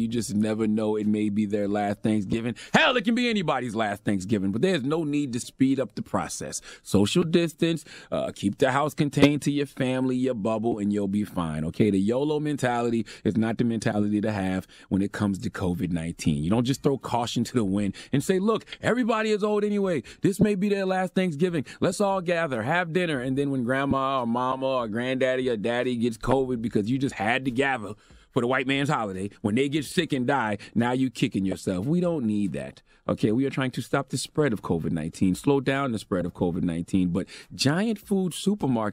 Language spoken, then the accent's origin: English; Moncks Corner, South Carolina, United States; moved away; I was raised in Monk's Corner, South Carolina